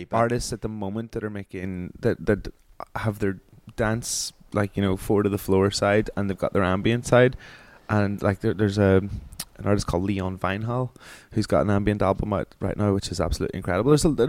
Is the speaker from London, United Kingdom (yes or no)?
no; Omagh, Northern Ireland, United Kingdom; growing up in Oma